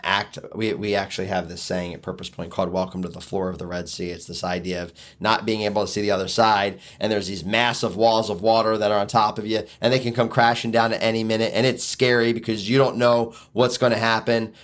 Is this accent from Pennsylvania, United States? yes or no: yes; Philadelphia, Pennsylvania, United States; now in Michigan, United States; move back to Philly, uh, which is where I'm originally from